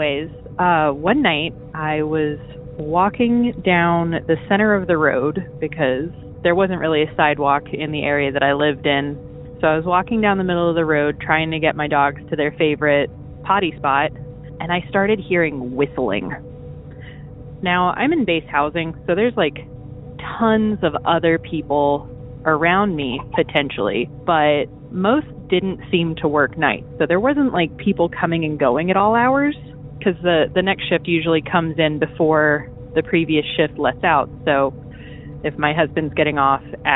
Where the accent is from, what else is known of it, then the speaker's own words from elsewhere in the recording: Virginia, United States; also born or lived in Okinawa, Japan; I'm from Virginia